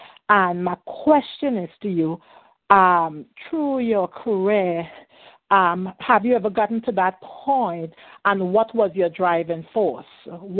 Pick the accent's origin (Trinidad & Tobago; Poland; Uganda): Trinidad & Tobago; now in Atlanta, United States; I'm originally from Trinidad and Tobago, but I live here in Atlanta, Georgia.